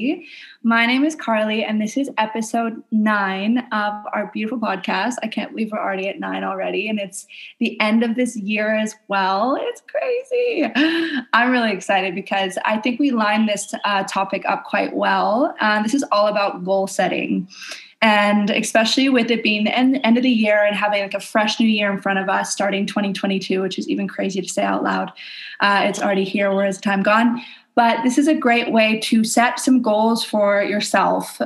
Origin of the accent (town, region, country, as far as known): Canada; now in Indonesia